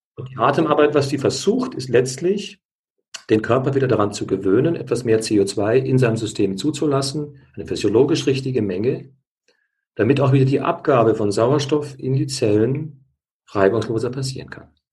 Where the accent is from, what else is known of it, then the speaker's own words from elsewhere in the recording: Bavaria, Germany; bei uns in Bayern, Bad Reichenhall